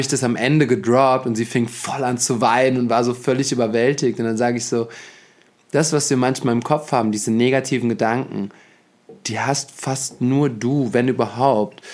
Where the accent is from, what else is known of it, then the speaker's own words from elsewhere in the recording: Germany; wir in Deutschland